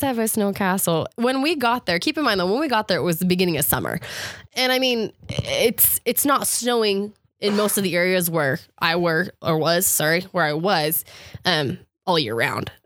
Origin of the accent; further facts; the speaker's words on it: Gilbert, Arizona, United States; I was from Gilbert